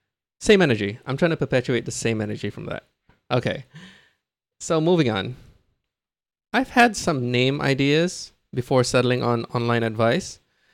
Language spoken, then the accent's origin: English; Singapore; I'm a Singaporean man. I'm 37 this year.